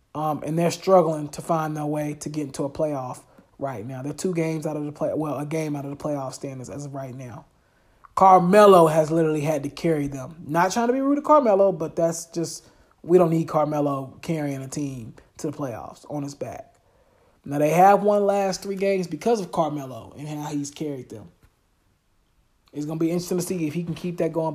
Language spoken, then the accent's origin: English; Charlotte, North Carolina, United States; I'm from Charlotte. I know everybody in Charlotte, basically